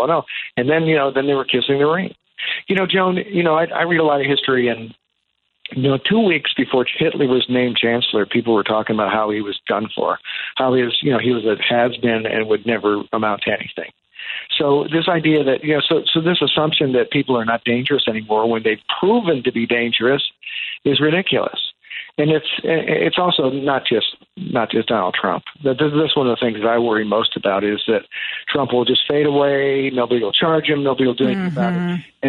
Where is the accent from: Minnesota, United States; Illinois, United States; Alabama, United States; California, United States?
Illinois, United States; Chicago; being a Chicagoan